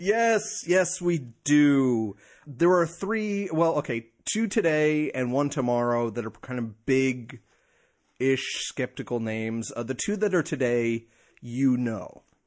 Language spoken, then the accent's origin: English; New Jersey, United States; moved away; my home state of New Jersey